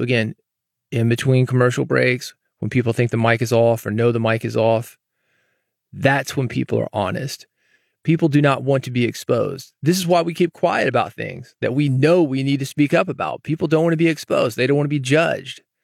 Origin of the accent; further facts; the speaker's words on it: the South, United States; growing up in the South